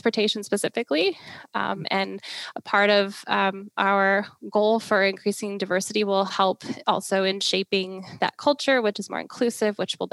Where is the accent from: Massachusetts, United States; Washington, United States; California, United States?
Washington, United States; I was born and raised in Washington